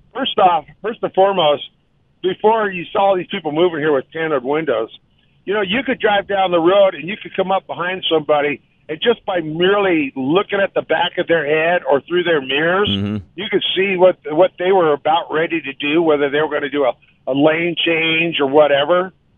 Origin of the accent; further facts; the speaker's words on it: Colorado, United States; growing up in Colorado